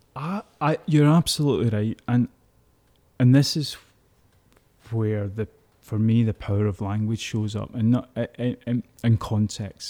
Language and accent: English; Glasgow, Scotland, United Kingdom; I was brought up in East End of Glasgow